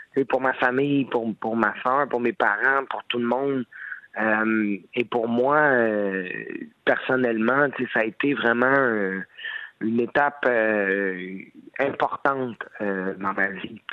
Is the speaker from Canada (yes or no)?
yes; Laval, Quebec, Canada; à ma ville natale, au monde de Laval